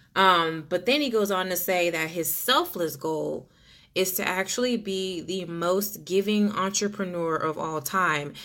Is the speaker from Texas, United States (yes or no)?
yes; Texas, United States; I'm Texan